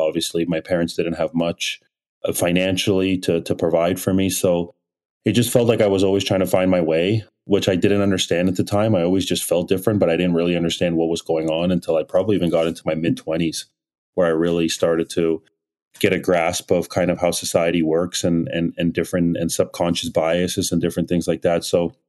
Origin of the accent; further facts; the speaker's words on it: Nigeria; born there; Had my brother in Kiev in 83 and then ended up moving back to Nigeria where I was born in 89.